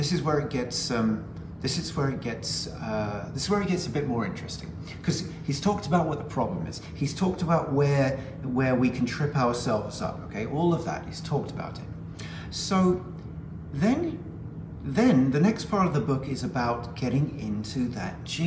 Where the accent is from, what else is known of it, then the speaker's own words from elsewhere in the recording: United Kingdom; I'm a Brit